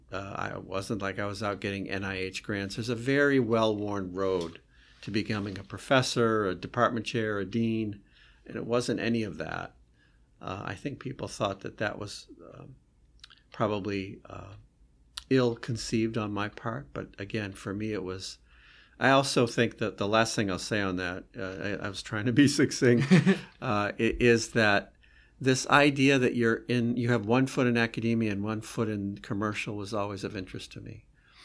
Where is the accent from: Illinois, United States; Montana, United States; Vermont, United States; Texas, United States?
Vermont, United States; I grew up in Vermont in a very sort of simple household.